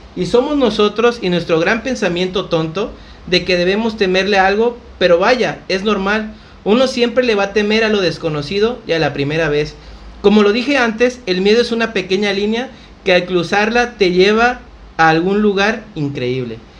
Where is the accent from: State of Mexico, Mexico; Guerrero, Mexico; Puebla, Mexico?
Guerrero, Mexico; Acapulco; a pesar de ser acapulqueños